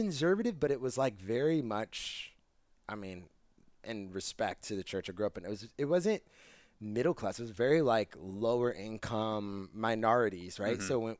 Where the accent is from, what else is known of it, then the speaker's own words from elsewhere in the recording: New Jersey, United States; now in Los Angeles, United States; I'm from New Jersey.